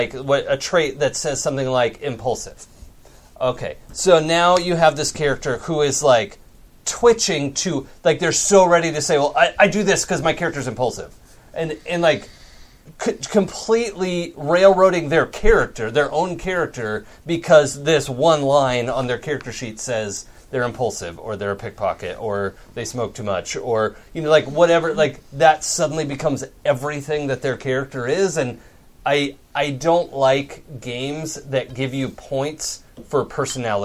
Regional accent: Seattle, Washington, United States; moved away; I grew up in Seattle

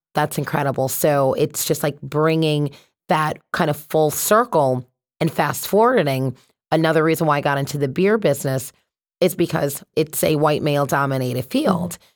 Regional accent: Connecticut, United States; also born or lived in Boston; So I'm from Connecticut. So born and raised here, went to college in Boston

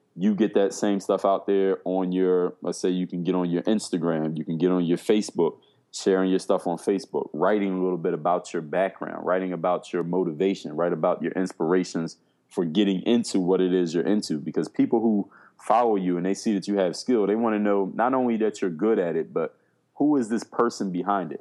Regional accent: Philadelphia, Pennsylvania, United States; moved away as an adult; now in South Florida, United States; I come from Philadelphia, Pennsylvania. Right now, I live in South Florida. Been here for the last eight years

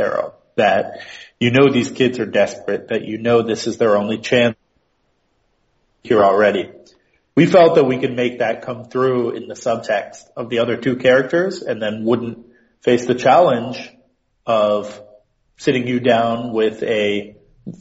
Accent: outside of Baltimore, Maryland, United States; I grew up outside of Baltimore

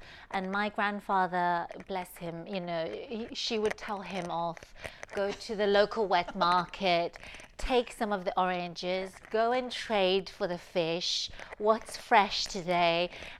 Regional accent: Taiwan; also born or lived in Taipei; so I was born in Taiwan and in Taipei. But in the culture there in Taiwan is that when you're young, you stay with your grandparents.

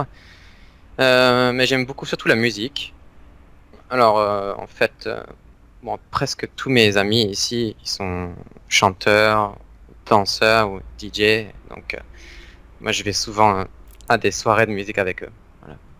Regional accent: near Aix-en-Provence, Provence-Alpes-Côte d'Azur, France; also born or lived in Valenciennes; now in Japan; Je viens du sud de la France, mhm. à côté d'Aix-en-Provence, mais je suis né à Valenciennes

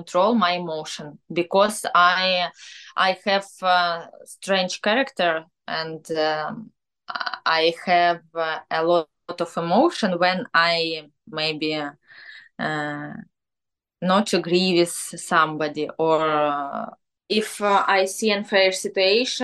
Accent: Ukraine; born or raised there; English is a second language; now in Kyiv, Ukraine

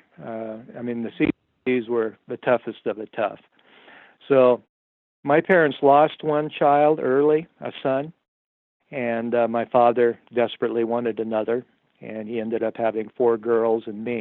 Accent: Miles City, Montana, United States; I was born here in Miles City, Montana, 1952.

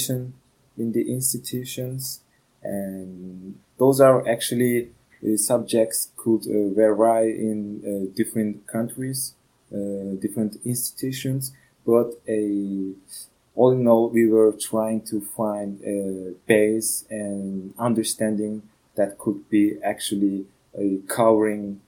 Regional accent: Turkey; moved away as an adult; now in Ghent, Belgium; I'm from Turkey. Currently, I'm based in Belgium, in Ghent

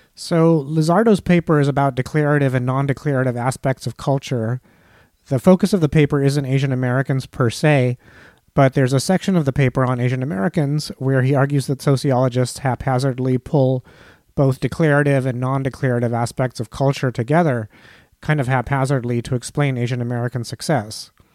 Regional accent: India; now in United States; I'm Indian. I migrated to the United States from India

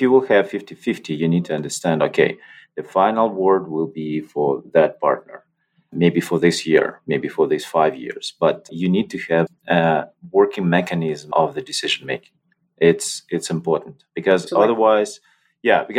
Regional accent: Russia; moved away; also born or lived in Belarus; I was born in Russia

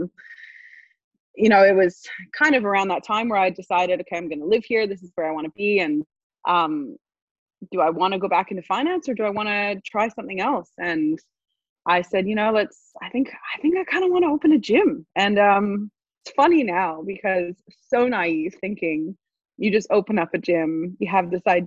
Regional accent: Montreal, Quebec, Canada; moved away; I studied finance back in Montreal, which is where I'm from Canada

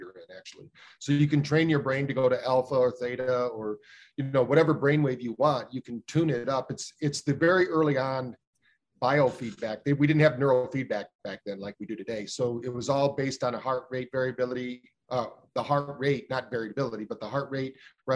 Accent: Battle Creek, Michigan, United States; We grew up in Battle Creek, Michigan, where the first health food store in America was

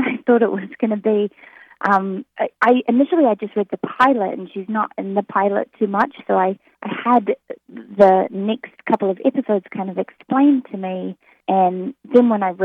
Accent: New Zealand; accent: New Zealand; moved away; I'm from New Zealand

